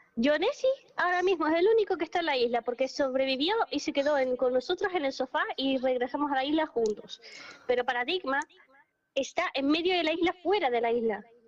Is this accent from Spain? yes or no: yes; Spain